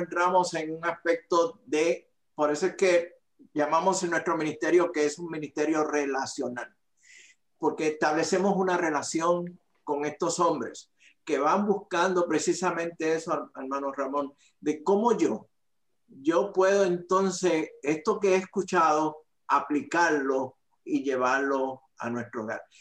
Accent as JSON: {"language": "Spanish", "town": "Aguadilla", "country": "Puerto Rico", "tie": "born or raised there", "moved": "yes", "said": "soy de Puerto Rico, de la isla del encanto, eh, del área noroeste de Puerto Rico, de la ciudad llamada el Jardín del Atlántico, eh, de Aguadilla, Puerto Rico"}